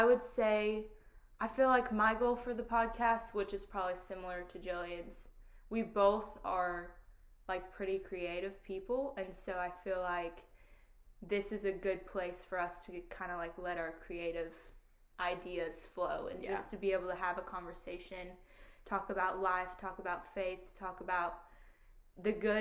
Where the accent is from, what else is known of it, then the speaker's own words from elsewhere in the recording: Arkansas, United States; we're from the same small town in Arkansas